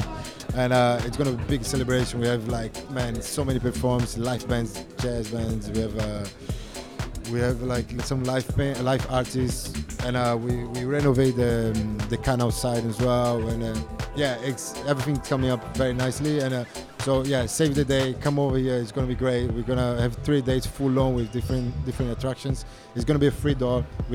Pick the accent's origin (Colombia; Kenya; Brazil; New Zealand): Brazil; now in London, United Kingdom; I'm from Brazil, okay? Like, I'm half Brazilian, half Italian. When I arrived here, I didn't have no friends whatsoever